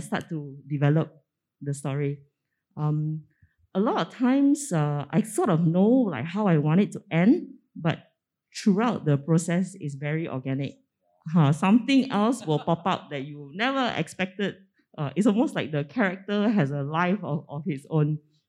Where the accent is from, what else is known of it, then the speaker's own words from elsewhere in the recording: Penang, Malaysia; growing up in Penang